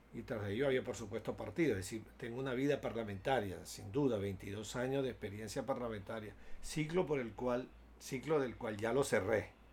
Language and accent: Spanish; Venezuela; Tenía yo 11, 11 o 12 años de edad cuando se produjo un hecho político en mi país